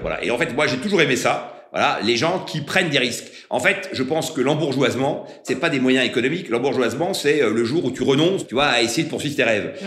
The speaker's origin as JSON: {"language": "French", "town": "Concarneau", "region": "Brittany", "country": "France", "tie": "born or raised there", "also_born_or_lived": "Paris", "moved": "as an adult"}